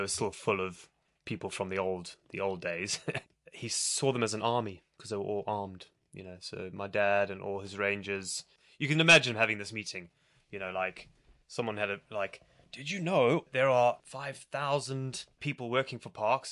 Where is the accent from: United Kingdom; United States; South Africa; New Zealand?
South Africa; moved away; also born or lived in Zimbabwe; I was born in Zimbabwe, and I did grow up there a little bit, but I moved to South Africa quite when I was quite young, and then spent most of my memorable childhood years in South Africa.